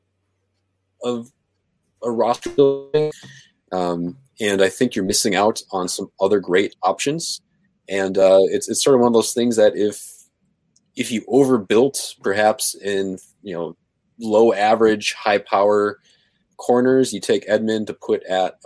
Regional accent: Minneapolis, Minnesota, United States; now in Wisconsin, United States; I grew up in Minneapolis. But I'm over here across the border in Wisconsin

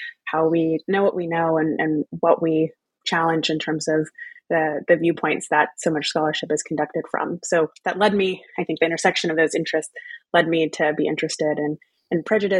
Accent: Texas, United States; moved away as an adult; also born or lived in Louisiana / New England / United Kingdom; family roots in Louisiana, growing up in Texas, going to college in New England, and going to the UK for grad school

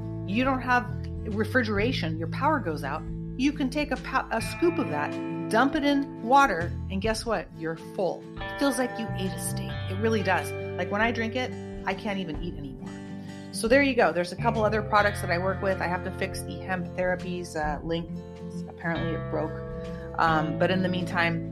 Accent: United States; I am an American

